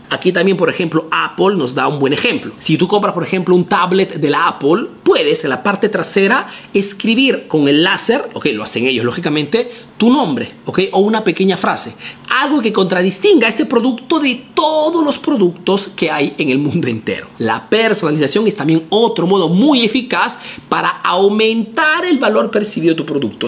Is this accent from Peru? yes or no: yes; Ayacucho, Peru; soy de Ayacucho, Perú